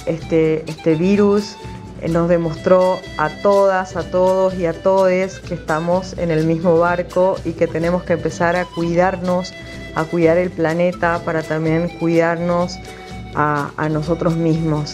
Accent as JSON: {"language": "Spanish", "region": "Quebrada and Puna of Jujuy", "country": "Argentina", "said": "nuestra esencia, que sin dudas la esencia de los pueblos, de la quebrada y puna jujeñas"}